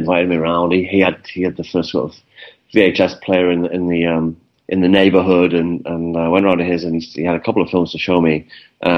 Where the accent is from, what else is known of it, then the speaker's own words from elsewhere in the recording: Newcastle upon Tyne, North East England, United Kingdom; growing up in Newcastle, as a kid, Newcastle is not like the centre of the film industry in the UK